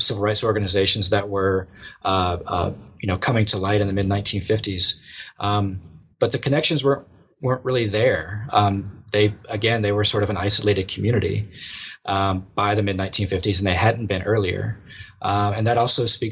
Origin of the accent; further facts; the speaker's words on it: Eden, North Carolina, United States; moved away; I'm from Eden, North Carolina